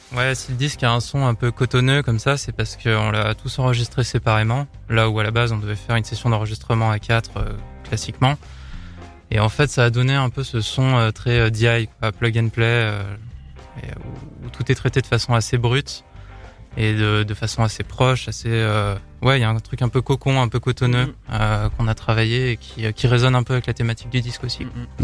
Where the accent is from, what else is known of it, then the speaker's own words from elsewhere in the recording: Lyon, Auvergne-Rhône-Alpes, France; on vient de Lyon